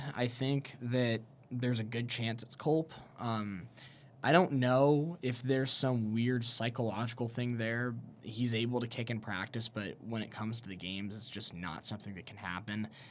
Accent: Kansas City, United States; My hometown team sporting Kansas City

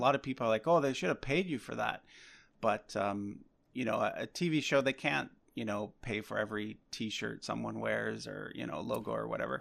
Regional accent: Nova Scotia, Canada; now in Vancouver, Canada; I actually grew up on the East Coast. I'm, I'm not from Vancouver originally. I'm from Nova Scotia

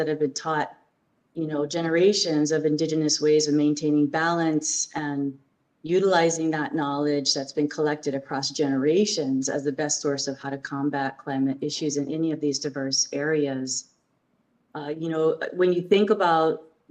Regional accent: Hawaii, United States; I'm from Hawaii

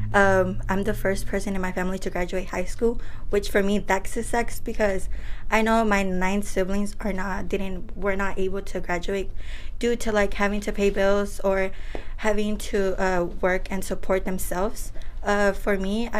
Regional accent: Oakland, California, United States; also born or lived in Michoacán, Mexico; I was raised here in Oakland, but I was born in Michoacan

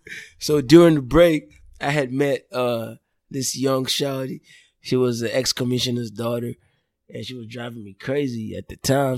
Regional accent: Lagos, Nigeria; moved away as an adult; also born or lived in Port Harcourt, Rivers State, Nigeria; now in Dallas, United States; I was born in Lagos. Parents are from Delta State, Nigeria. Grew up in Lagos

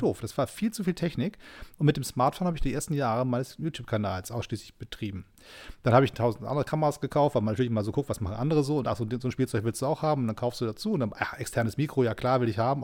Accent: Germany; als Deutscher

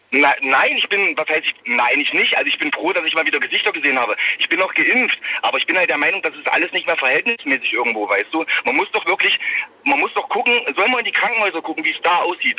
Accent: Leipzig, Saxony, Germany; ich bin eigentlich aus Leipzig

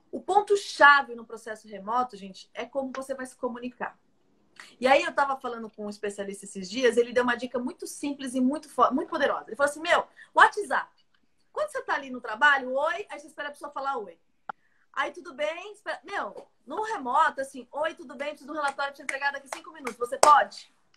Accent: Brazil; nós brasileiros

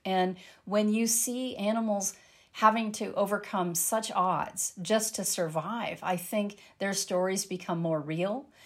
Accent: landlocked Colorado, United States; I grew up in Lanlock, Colorado

